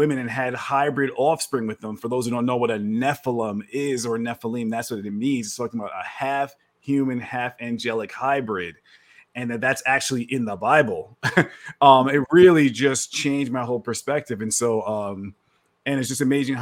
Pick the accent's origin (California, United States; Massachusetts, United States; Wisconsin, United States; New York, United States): New York, United States; New York City; moved away as an adult; now in Texas, United States; I'm from New York. I live in Texas now. I was born and raised in New York City